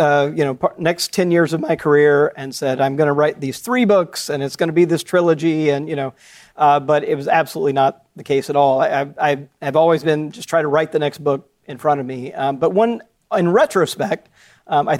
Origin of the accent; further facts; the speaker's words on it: Jackson, Mississippi, United States; I grew up Southern Baptist in Jackson, Mississippi.